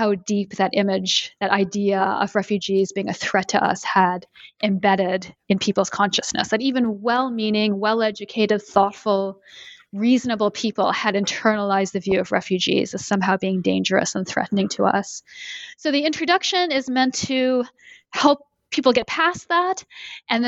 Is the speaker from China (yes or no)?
no; Canada; moved away as an adult; also born or lived in Connecticut, United States; now in Boston, United States; Since I live in the U.S. and I'm originally from Canada